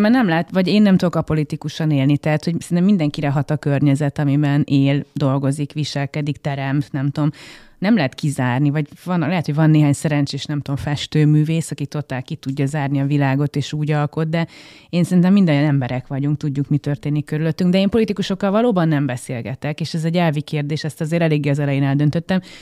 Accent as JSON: {"language": "Hungarian", "town": "Gödöllő", "region": "Pest", "country": "Hungary", "tie": "born or raised there", "said": "a nagy családi házat, amiben részben én is fölnőttem"}